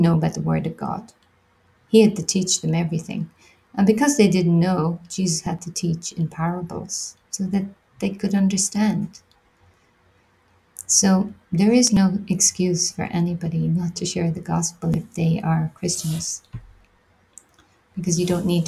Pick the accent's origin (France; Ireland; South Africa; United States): Ireland; also born or lived in London, United Kingdom / Australia; I'm from Ireland. I went to the UK soon after school